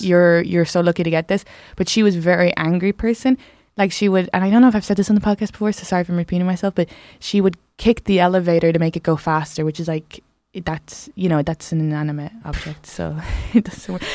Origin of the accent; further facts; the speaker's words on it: Ireland; moved away; I grew up in the South